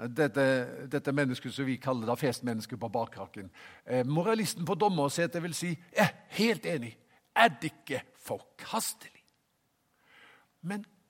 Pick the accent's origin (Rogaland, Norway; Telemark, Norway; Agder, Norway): Rogaland, Norway; Haugesund; moved away; Jeg kom jo fra Haugesund